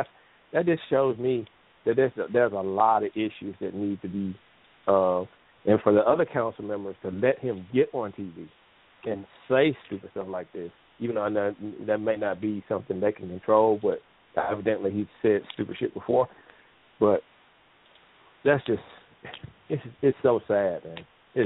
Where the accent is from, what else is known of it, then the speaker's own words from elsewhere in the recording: Ridgeland, Mississippi, United States; now in Pensacola, United States; Man, growing up in Ridgeland